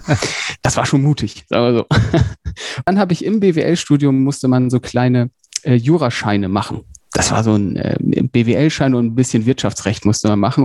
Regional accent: Emden, Lower Saxony, Germany; moved away as an adult; also born or lived in Hamburg / Berlin; ursprünglich komme ich aus Emden, das ist äh, in schönen Ostfriesland in Niedersachsen

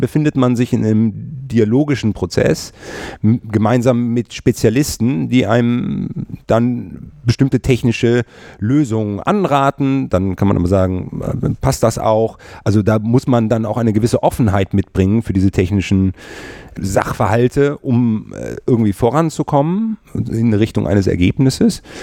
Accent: Cologne, North Rhine-Westphalia, Germany; ich habe nicht nur irgendwie äh, meine Jugend äh, und das äh, Studium in 50931 äh, verbracht, sondern ich lebe heutzutage mit meiner Frau und meinen beiden Kindern auch in 50931

